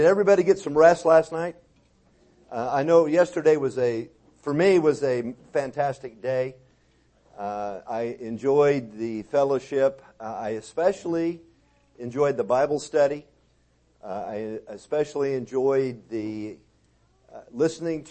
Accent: Texas, United States; I'm from Texas

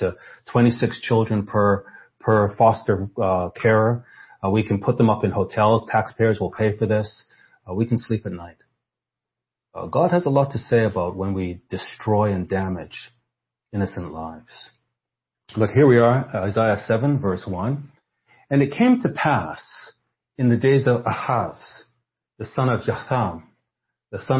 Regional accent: Canada; I'm Canadian

